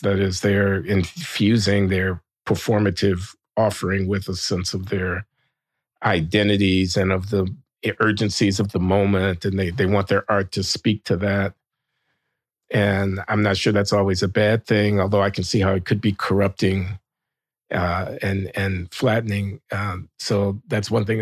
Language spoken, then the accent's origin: English; Chicago, Illinois, United States; I'm from Chicago. I came up in the fifties and sixties